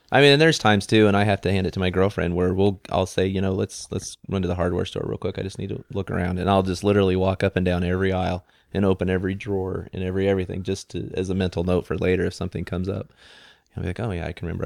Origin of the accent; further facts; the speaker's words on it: McCook, Nebraska, United States; I grew up in McCook, Nebraska